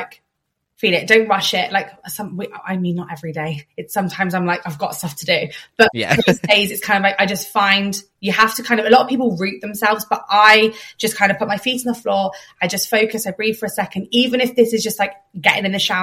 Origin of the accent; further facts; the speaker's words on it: Plymouth, South West England, United Kingdom; also born or lived in Cornwall; now in London, United Kingdom; Plymouth is where I was born and raised, but then we all moved down to Cornwall